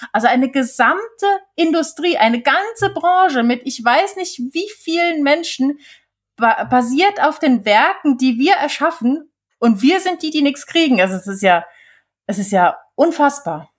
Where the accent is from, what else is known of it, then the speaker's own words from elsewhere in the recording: Switzerland; now in Germany; damals bei uns in der Schweiz